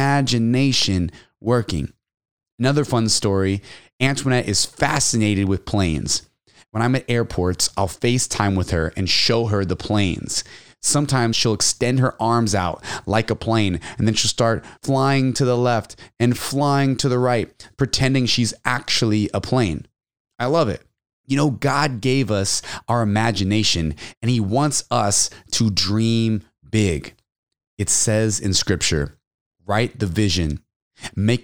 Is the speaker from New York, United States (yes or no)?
no; Texas, United States; also born or lived in San Antonio, Texas; now in California, United States; Definitely miss Texas, my home state